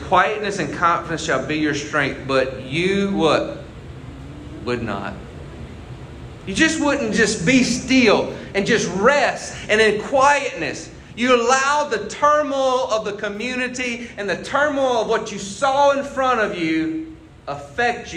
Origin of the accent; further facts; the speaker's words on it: United States; I'm proud of where I live. I'm proud I'm American.